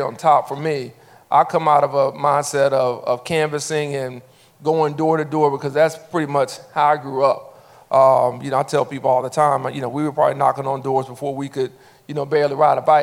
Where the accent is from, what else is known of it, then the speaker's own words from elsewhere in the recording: Montgomery, Alabama, United States; after maybe 10 years of being back in my hometown